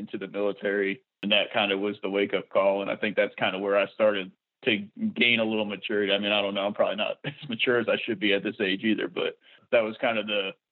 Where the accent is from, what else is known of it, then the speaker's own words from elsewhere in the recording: Troy, New York, United States; I grew up outside of Troy, New York, which is across the river from Albany, the capital